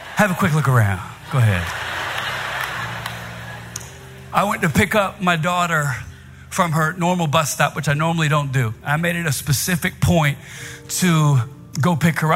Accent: Virginia, United States; now in New York City, United States; I'm from Virginia

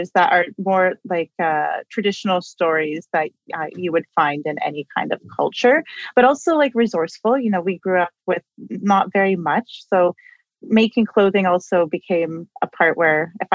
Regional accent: Toronto, Ontario, Canada; I grew up in Toronto. I was born and raised here.

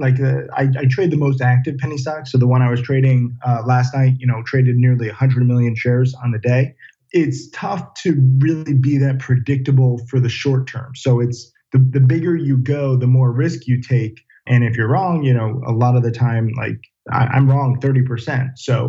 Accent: Orange, Connecticut, United States; Orange, Connecticut.

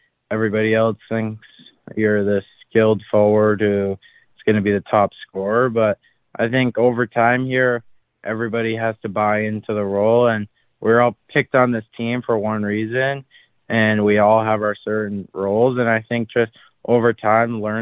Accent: Amherst, Massachusetts, United States; from Amherst, Massachusetts. Grew up there my whole life.

